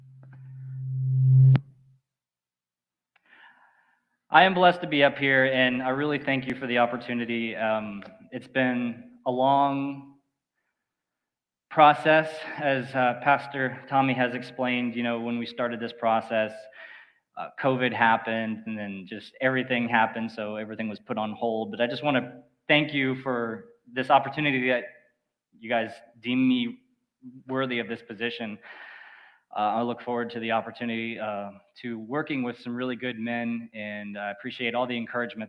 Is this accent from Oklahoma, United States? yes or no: no; Four Towns area, Florida, United States; I was born and raised here in the Four Towns area